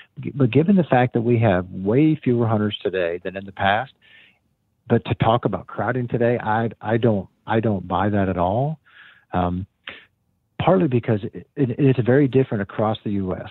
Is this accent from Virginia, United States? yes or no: no; Pennsylvania, United States; my home state of Pennsylvania